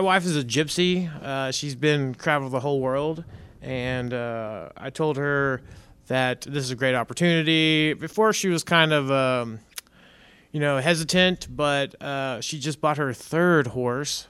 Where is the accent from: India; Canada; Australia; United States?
United States; Dallas, Texas; moved away; I'm from North Dallas. I'm a city boy